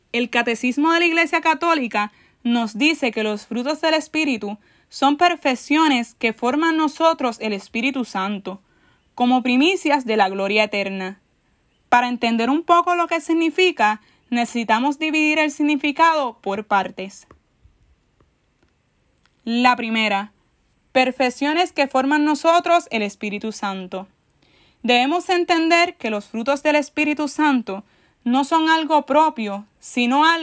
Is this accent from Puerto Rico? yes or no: yes; San Juan, Puerto Rico; tengo 23 años. Soy de San Juan, Puerto Rico. Actualmente asisto a la parroquia Santa Bernardita en San Juan.